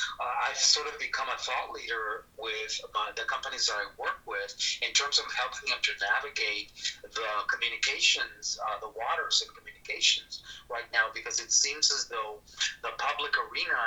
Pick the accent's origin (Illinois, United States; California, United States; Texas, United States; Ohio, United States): Texas, United States; South; also born or lived in northern Mexico; he brought the family to Texas, so I grew up in South Texas.